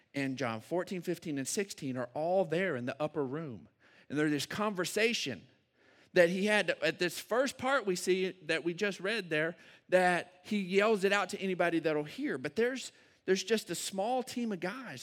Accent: Odessa, Texas, United States; moved away as an adult; now in San Angelo, United States; I grew up in Odessa

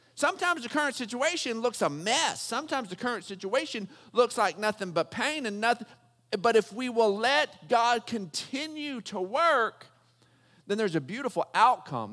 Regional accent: Texas, United States; growing up in Texas

